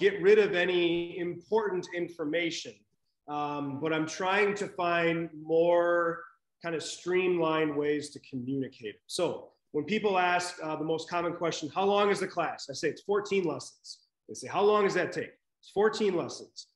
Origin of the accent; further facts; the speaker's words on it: Lansing, Michigan, United States; moved away; I was raised in Michigan, not born there, but I claim it because I don't like to admit where I was born. So Michigan is home. Lansing, right in the middle of the state